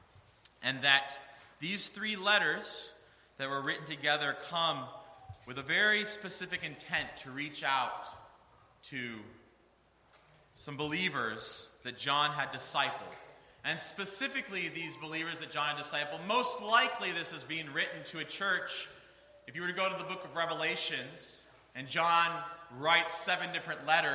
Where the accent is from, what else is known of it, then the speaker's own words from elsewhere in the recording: Northeast Ohio, United States; I grew up in Northeast Ohio